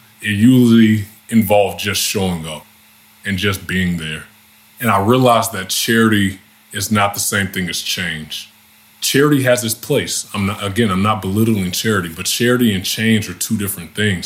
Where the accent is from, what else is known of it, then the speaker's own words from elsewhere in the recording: Louisiana, United States; my home state